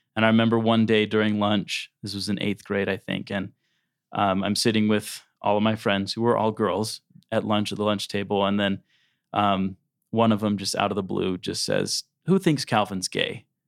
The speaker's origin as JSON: {"language": "English", "town": "South Jordan", "region": "Utah", "country": "United States", "tie": "born or raised there", "said": "I was born in West Jordan. And then when I was three, our family moved to South Jordan. And that's where my parents are still there. Um, so I, I grew up in South Jordan"}